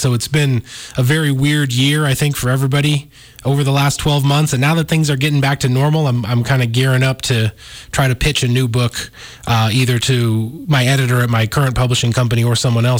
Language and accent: English; Missoula, Montana, United States; I'm a Missoula native. I was born here